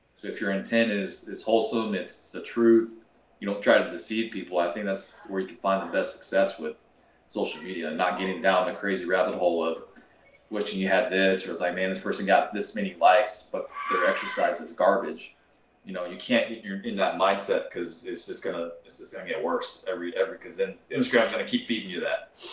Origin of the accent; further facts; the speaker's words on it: Kansas, United States; I grew up in Kansas